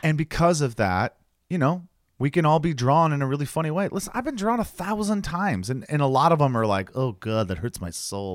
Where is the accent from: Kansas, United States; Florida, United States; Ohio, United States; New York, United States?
Ohio, United States; moved away; I'm going home to Ohio